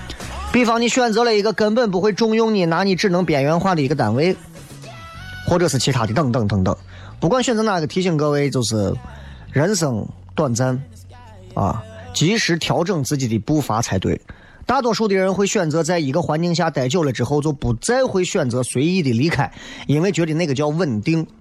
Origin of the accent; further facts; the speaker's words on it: Xi'an, Shaanxi, China; 咦，我们西安人不行了，西安人就是就是生冷蹭倔嘛。西安人啊，俺西安人就是，哎，说话嗓门大就是爱叠肥啊，就是我。